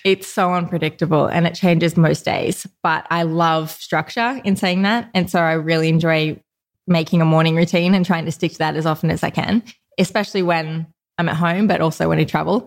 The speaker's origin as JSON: {"language": "English", "town": "Newcastle", "region": "New South Wales", "country": "Australia", "tie": "born or raised there", "said": "Grew up in Newcastle"}